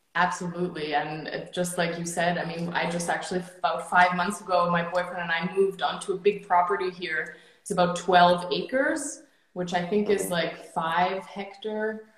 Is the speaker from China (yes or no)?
no; Germany; moved away as an adult; now in Canada; I was born and raised in Germany, and at 19 years old, which is eight years ago now